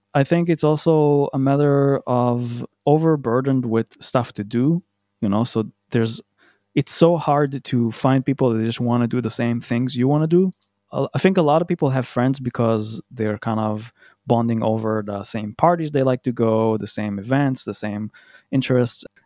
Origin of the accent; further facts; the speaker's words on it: Tel Aviv, Tel Aviv District, Israel; moved away as an adult; now in Berlin, Germany; I am from Tel Aviv, Israel. Current location is, that's Berlin.